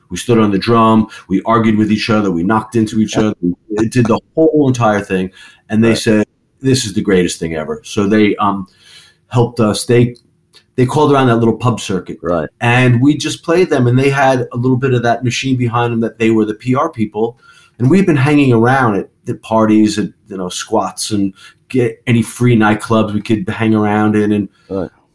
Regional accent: New York, United States; moved away as an adult; also born or lived in London; We're from New York

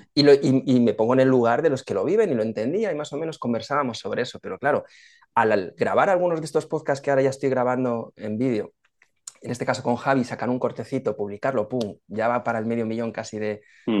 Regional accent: Spain; los españoles también nos quejamos mucho

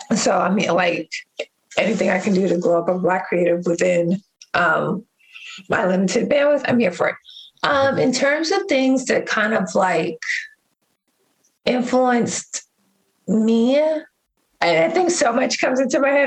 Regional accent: New York City, New York, United States; now in Oakland, United States; I am currently in Oakland, California, but I was born in Harlem.

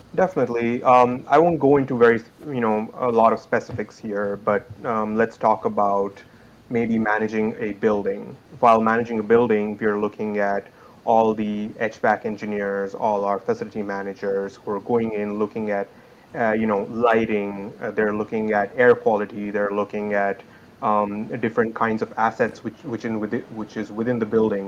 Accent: India; moved away as an adult; I hail from India. That's where my family is

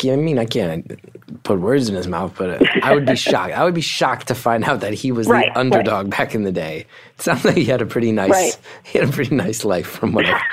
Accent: New Jersey, United States; I grew up in North Jersey.

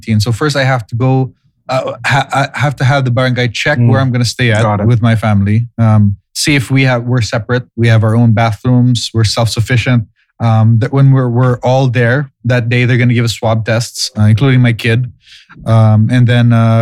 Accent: Philippines; moved away; I'm gonna fly to my hometown

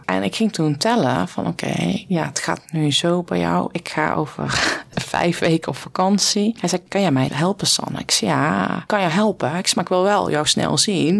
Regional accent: North Brabant, Netherlands; accent: Brabant dialect; ik kwam als boerenmeisje uit Brabant met een dialect. Ik praatte toen platter als dat ik nu deed.

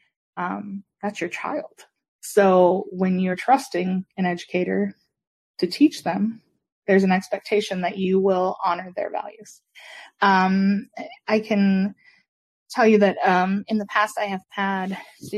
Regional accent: Michigan, United States; moved away as an adult; now in South Carolina, United States; I worked for the community I grew up in back in Michigan

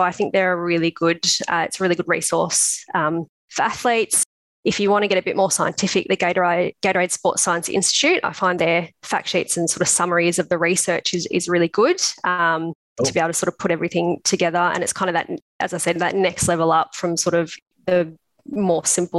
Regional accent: Melbourne, Victoria, Australia; also born or lived in Canberra; I'm actually from Melbourne originally. So I moved over to Canberra for 3 years to do the PhD.

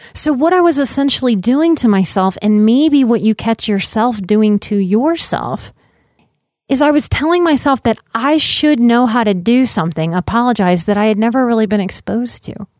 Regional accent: Louisiana, United States; I'm from Louisiana

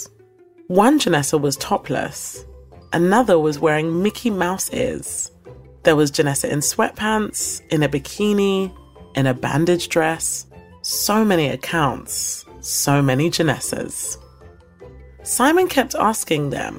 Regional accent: United Kingdom; also born or lived in London / Lagos, Nigeria; I'm British Nigerian, and I divide my time between London and Lagos.

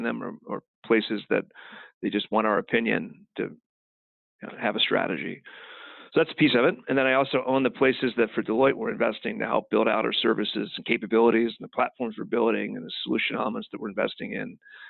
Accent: Kentucky, United States; now in Kansas City, United States; I grew up in Kentucky

